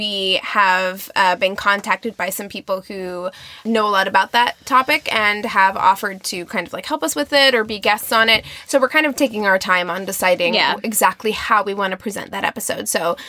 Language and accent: English; Albuquerque, New Mexico, United States; born there; also born or lived in Nevada / Missouri / Utah; now in California, United States; I was born in Albuquerque, New Mexico. I lived in Las Vegas, Nevada for 7 years, and then Missouri, and then Utah, and Missouri, and now I'm in California.